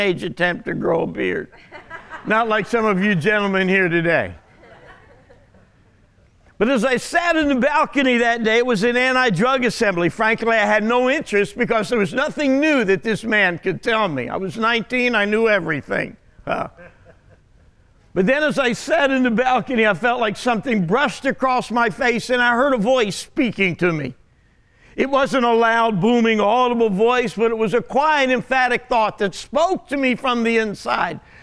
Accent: Jersey Shore, New Jersey, United States; moved away; also born or lived in Garden City, Kansas / Great Bend, Kansas; I'm actually from the Jersey Shore, born and raised there.

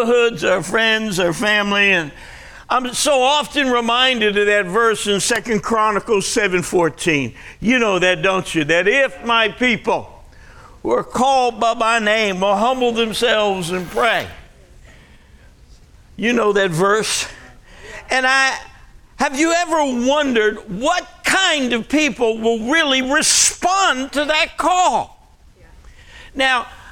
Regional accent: Jersey Shore, New Jersey, United States; moved away as an adult; also born or lived in Arizona; I grew up on the Jersey Shore

